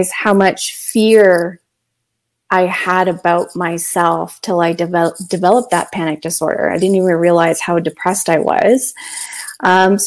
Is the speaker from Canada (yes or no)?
yes; London, Ontario, Canada; I was born and raised in London, Ontario